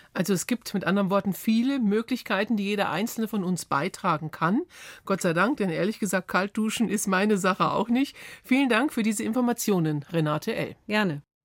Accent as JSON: {"language": "German", "country": "Germany", "said": "bei uns in Deutschland"}